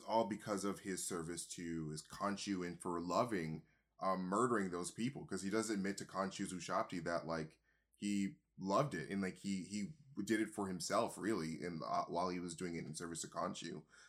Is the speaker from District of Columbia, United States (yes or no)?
no; Wyoming, United States; I'm from Wyoming.